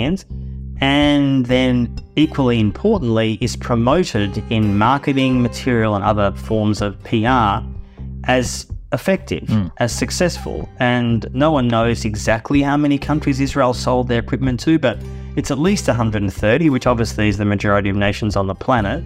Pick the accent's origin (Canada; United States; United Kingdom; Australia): Australia; I grew up in Australia in the 1970s